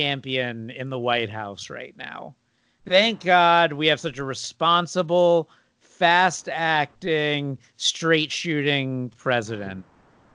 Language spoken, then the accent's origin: English; South Florida, United States; moved away; I'm from South Florida, which is basically Long Island, but older